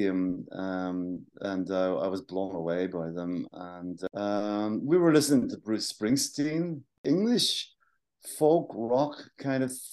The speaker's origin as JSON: {"language": "English", "town": "Wexford", "region": "Leinster", "country": "Ireland", "moved": "as an adult", "said": "We're from Wexford."}